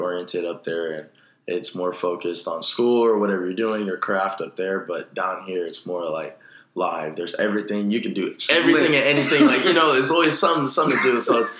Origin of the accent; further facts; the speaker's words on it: Sacramento, California, United States; now in Los Angeles, United States; I come from Sacramento, California.